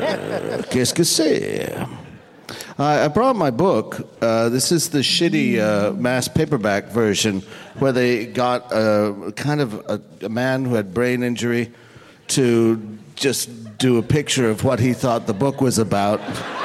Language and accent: English; Canada; I'm from Canada.